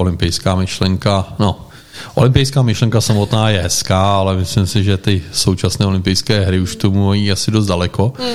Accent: Czechia; jako správní Češi

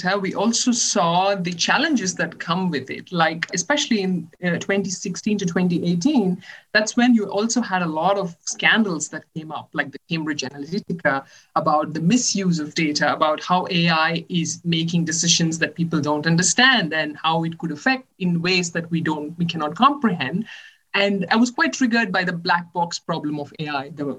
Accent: India; moved away as an adult; also born or lived in Chennai, India / Netherlands / Maryland, United States / Germany; now in Italy; I'm originally from India. I did my bachelor's in mechanical engineering in the College of Engineering, Guindy in Chennai

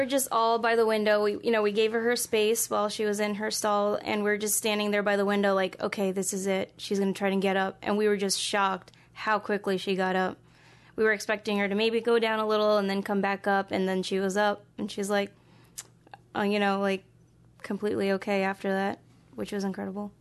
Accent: East Coast, United States; moved away as an adult; also born or lived in Philadelphia / Kansas; now in Des Moines, United States; I was more or less born and raised in the East Coast

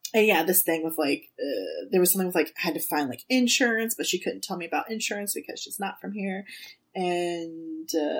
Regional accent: United States; I'm the American asshole

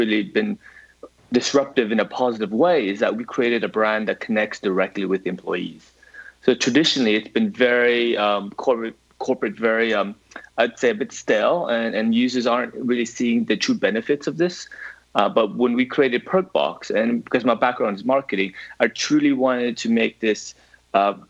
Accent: United States; accent: American; now in London, United Kingdom; I'm originally American, actually, so that hints the accent

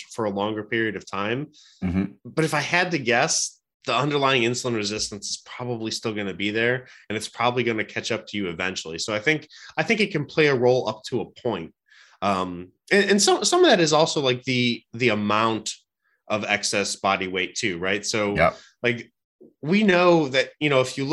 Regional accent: Cleveland, Ohio, United States; I'm a Cleveland guy. So I was born and raised in Cleveland

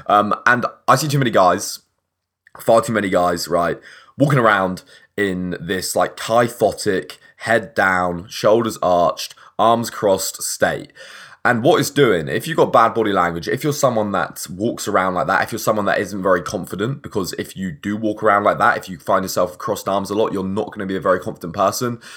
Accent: England, United Kingdom; I'm English

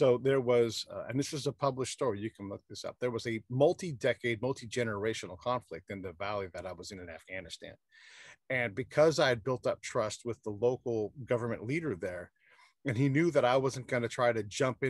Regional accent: Northern California, United States; I'm from Northern California. We say the word hella a lot

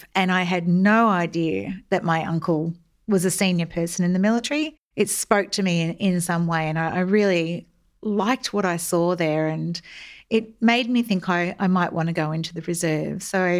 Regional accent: Melbourne, Victoria, Australia; I grew up in Melbourne, in the southeastern suburbs in the 70s and 80s. And it was an idyllic Australian childhood filled with long summers at the local pools

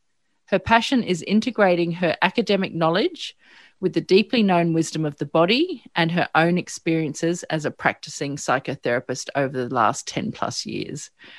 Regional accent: Sydney, New South Wales, Australia; even though we're both from Sydney

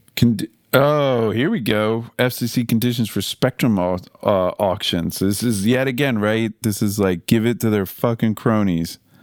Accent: Philadelphia, Pennsylvania, United States; I'm from Philly

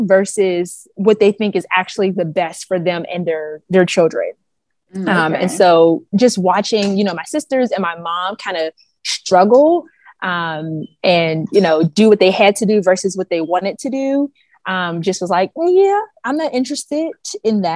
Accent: Pittsburgh, Pennsylvania, United States; moved away as an adult; now in Baltimore, United States; I am originally from Pittsburgh, Pennsylvania

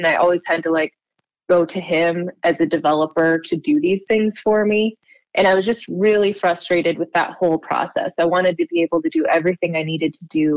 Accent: Baker, Montana, United States; also born or lived in Bozeman / Billings; now in Missoula, United States; I grew up in Baker, Montana, which is way over in the southeast corner of the state.

